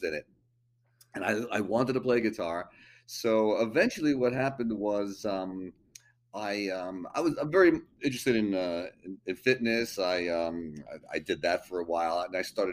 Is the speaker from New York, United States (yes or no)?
yes; Long Island, New York, United States; moved away as an adult; also born or lived in Brooklyn, New York; now in Manhattan, United States; Born in Brooklyn, grew up on Long Island.